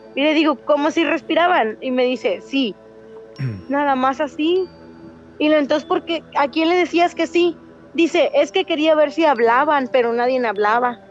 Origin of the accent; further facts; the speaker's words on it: Reynosa, Tamaulipas, Mexico; De Reynosa, Tamaulipas